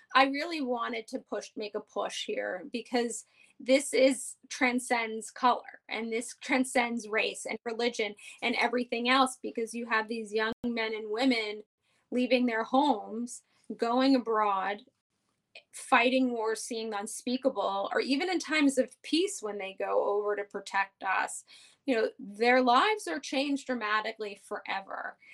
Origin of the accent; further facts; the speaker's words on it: New York City, New York, United States; born and raised on the Upper West Side, never left